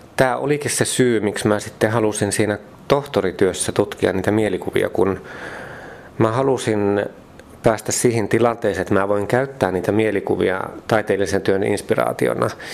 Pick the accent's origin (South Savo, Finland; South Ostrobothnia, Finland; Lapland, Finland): South Savo, Finland; Mikkeli; Kun mä oon Mikkelistä Savosta kotoisin